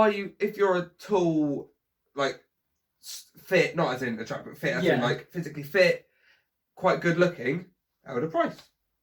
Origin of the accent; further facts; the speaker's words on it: United Kingdom; Because I'm a Brit.